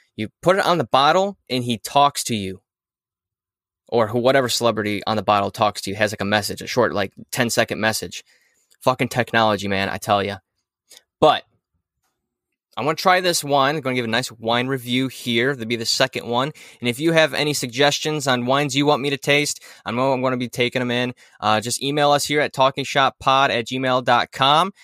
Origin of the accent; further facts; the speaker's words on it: Ohio, United States; moved away as an adult; I moved from Ohio about four years ago